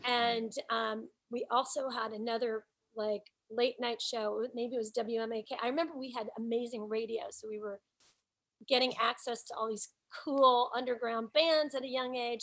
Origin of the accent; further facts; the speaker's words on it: Nashville, Tennessee, United States; moved away as an adult; now in New York City, United States; Nashville is still my hometown